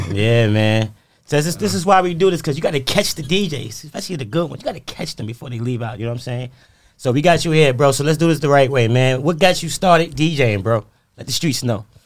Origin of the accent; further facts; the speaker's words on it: New York, United States; moved away; I'm from New York